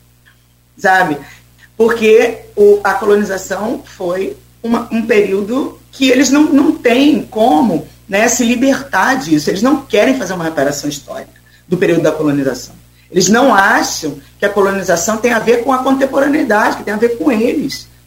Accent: Brazil; now in Spain; a gente pensa enquanto brasileiro

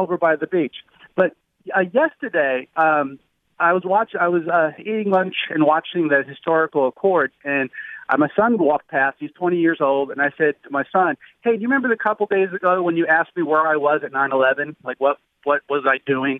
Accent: New Jersey, United States; moved away; I'm originally from New Jersey

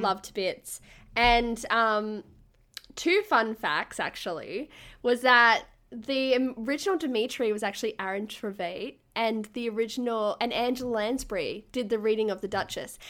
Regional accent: Gold Coast, Queensland, Australia; I'm from the Gold Coast and I used to be a state level swimmer

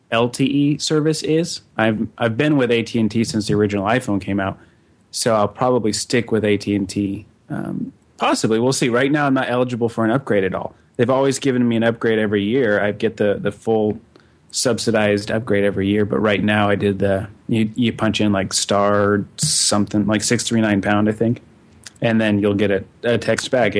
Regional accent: Denver, Colorado, United States; now in Kansas City, United States; Denver, my hometown

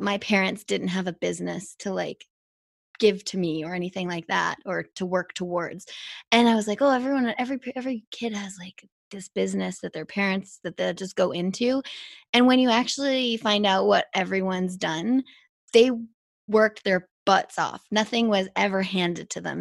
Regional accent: Whistler, British Columbia, Canada; that also makes us all whistler kids

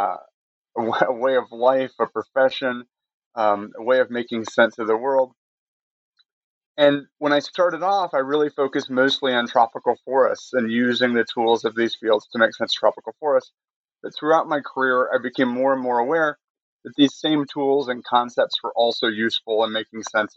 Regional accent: Michigan, United States; moved away as an adult; also born or lived in Connecticut; now in North Carolina, United States; I grew up in Michigan, went to Kalamazoo College in Western Michigan

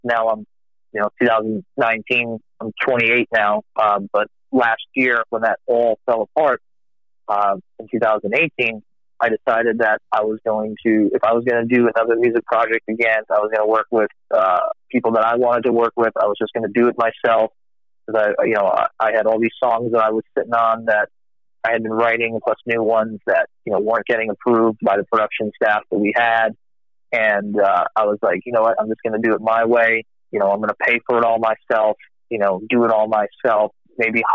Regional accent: Warwick, Rhode Island, United States; I grew up in Warwick, Rhode Island. I'm actually not from Texas

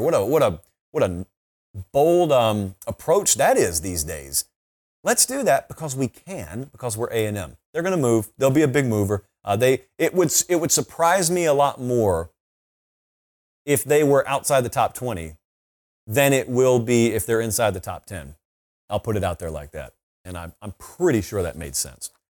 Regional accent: Columbus, Georgia, United States; I grew up in Columbus. You can practically hear the echo of the stadium where I grew up.

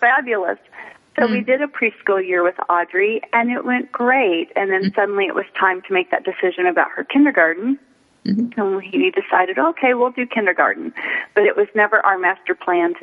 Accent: Midwest, United States; also born or lived in Los Angeles; now in Phoenix, United States; growing up in the Midwest

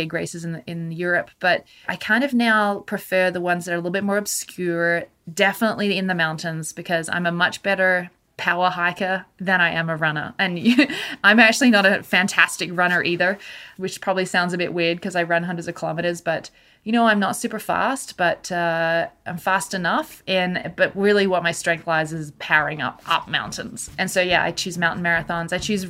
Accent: Australia; moved away as an adult; now in Canada; I'm originally from Australia, and I ended up in Canada when I was 21 and never really gone back.

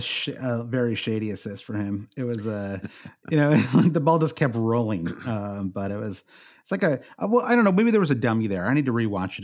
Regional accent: United States; as an American

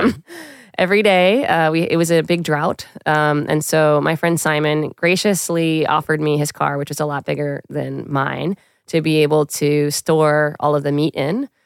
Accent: New York City, New York, United States; I grew up in Queens, New York

